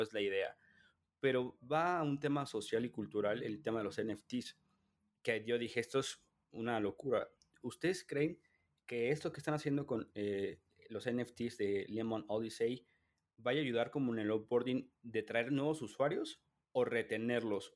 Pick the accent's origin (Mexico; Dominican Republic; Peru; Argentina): Mexico; mi percepción como mexicano